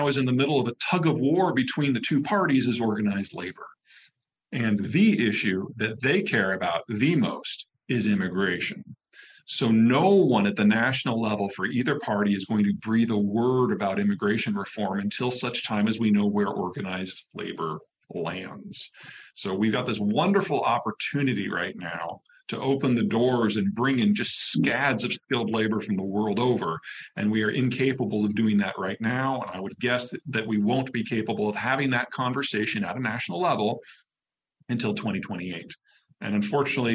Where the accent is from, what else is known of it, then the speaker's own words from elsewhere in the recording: Iowa, United States; now in Colorado, United States; I'm from Iowa